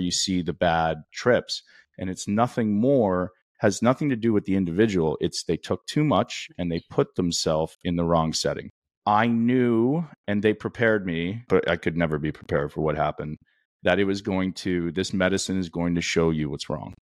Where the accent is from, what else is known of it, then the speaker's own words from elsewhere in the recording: Canada; I grew up in Canada